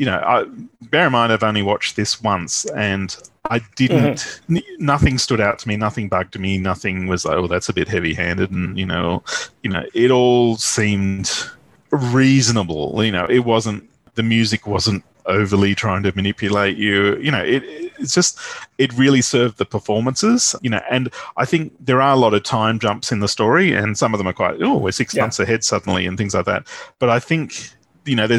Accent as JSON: {"language": "English", "country": "Australia", "said": "as an Australian"}